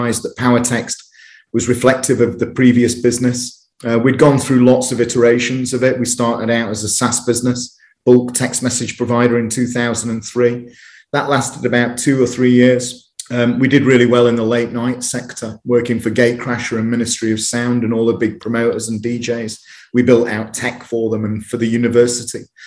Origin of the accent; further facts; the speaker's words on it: United Kingdom; growing up in Uterbridge